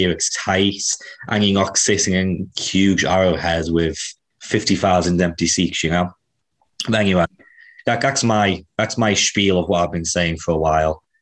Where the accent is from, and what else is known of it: Kansas City, United States; born or raised there